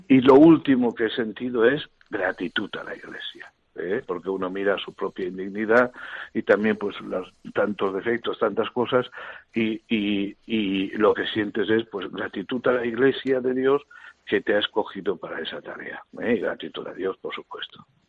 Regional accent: Elche, Valencian Community, Spain; moved away; mi parroquia y en mi pueblo, que es Elche

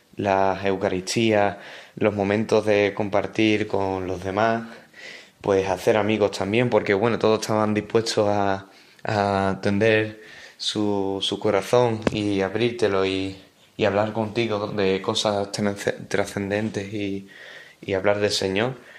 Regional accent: Dos Hermanas, Andalusia, Spain; Soy de Dos Hermanas, una ciudad en la provincia de Sevilla

